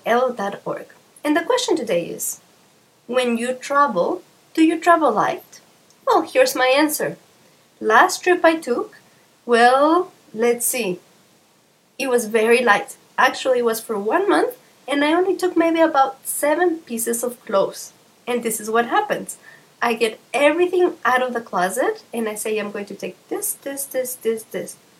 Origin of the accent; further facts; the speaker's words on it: Mexico; I'm from Mexico